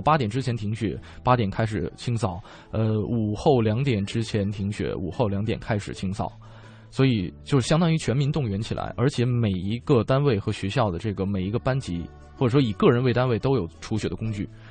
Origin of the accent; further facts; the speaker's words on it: Northeast China, China; now in Beijing, China; 我老家是东北的嘛